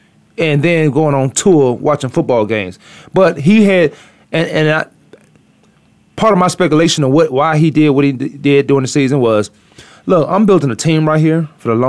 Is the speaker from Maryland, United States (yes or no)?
no; Virginia, United States; now in Arizona, United States; You know why I'm still out in Arizona? I'm from Virginia.